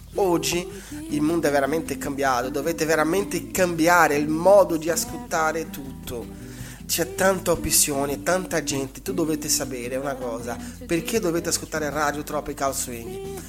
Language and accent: Italian; Brazil; io come brasiliano